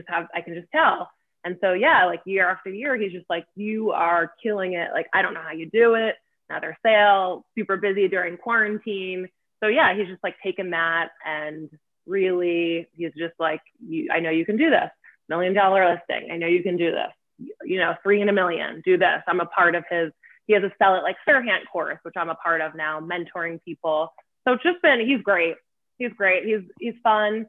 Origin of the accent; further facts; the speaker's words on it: Lancaster, Pennsylvania, United States; now in New York, United States; I'm from Lancaster, Pennsylvania. I live in New York